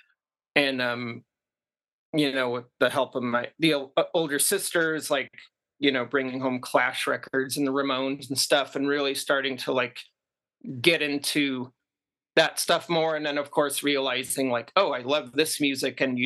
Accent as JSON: {"language": "English", "town": "Seattle", "region": "Washington", "country": "United States", "tie": "born or raised there", "also_born_or_lived": "Brooklyn, New York", "said": "we were growing up in the Seattle area as kids in the suburbs."}